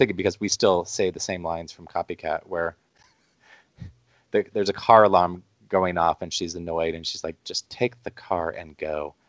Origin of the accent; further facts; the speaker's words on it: Midwest, United States; also born or lived in Omaha, Nebraska; as a Midwesterner